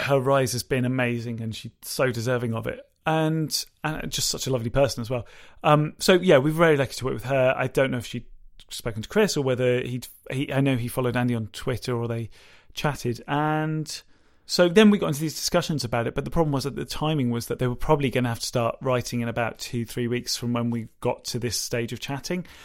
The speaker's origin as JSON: {"language": "English", "country": "United Kingdom", "said": "we're British"}